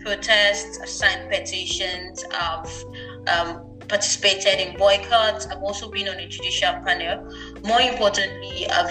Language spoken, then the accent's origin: English; Nigeria; a female growing up in Nigeria